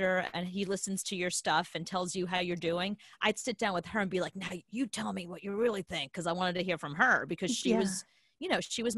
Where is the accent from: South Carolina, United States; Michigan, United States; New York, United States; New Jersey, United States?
New York, United States; also born or lived in Coney Island; I grew up in New York